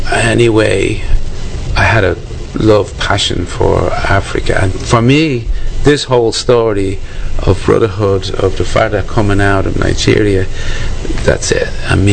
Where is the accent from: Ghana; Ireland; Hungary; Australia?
Ireland; moved away; I was born in Ireland. And the Irish, back then, like we're talking 58, they're very white.